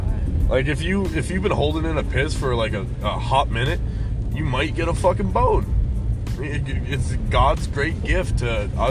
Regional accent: Canada; We're Canadian.

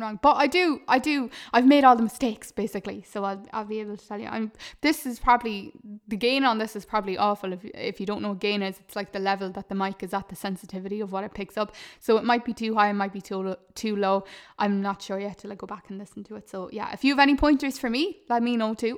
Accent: Ireland; a lot of us are programmed to think as Irish people

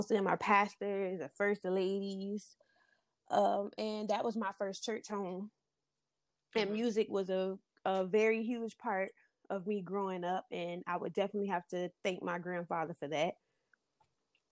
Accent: Florida, United States; I was born and raised in Florida.

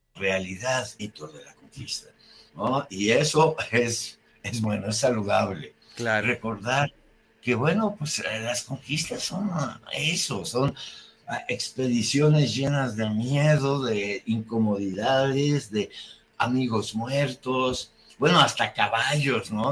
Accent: Mexico

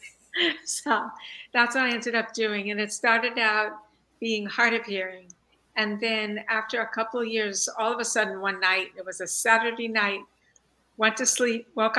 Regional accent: Long Island, New York, United States; I grew up in New York on Long Island and enjoyed easy access to Jones Beach

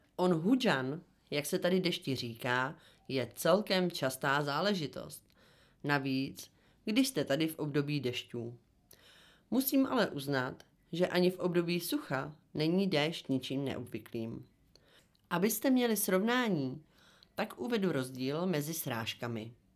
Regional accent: Czechia; u nás v Republice České

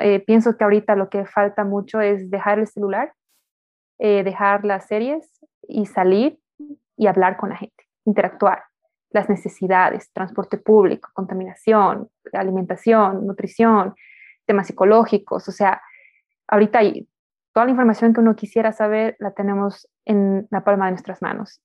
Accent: Bolivia; nosotros como bolivianos, como latinos

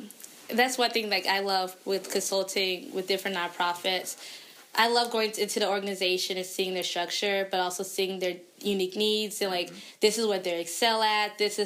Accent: Atlanta, Georgia, United States; now in Detroit, United States; before I came to Detroit, because I'm from Atlanta.

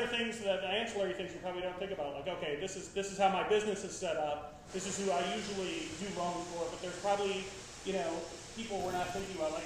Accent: Chicago, Illinois, United States; I'm a Midwest person. I grew up in Chicago

